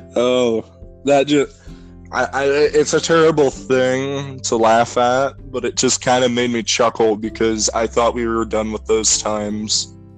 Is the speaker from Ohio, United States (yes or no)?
yes; Ohio, United States; we're from Ohio